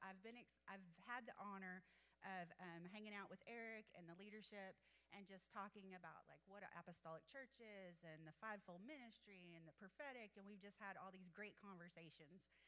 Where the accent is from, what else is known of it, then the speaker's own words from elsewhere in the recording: Athens, Texas, United States; I grew up in Athens, actually, and um, so this is my hometown